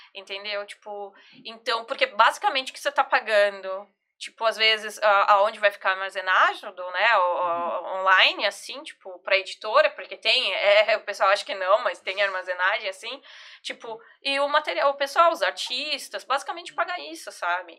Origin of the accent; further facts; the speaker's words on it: São Paulo, Brazil; eu sou de São Paulo, e eu jogava lá na Devira